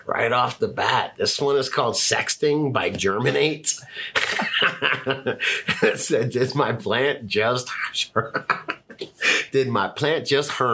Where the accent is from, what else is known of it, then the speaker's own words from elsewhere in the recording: Fort Lauderdale, Florida, United States; moved away; I grew up in Fort Lauderdale in the 80s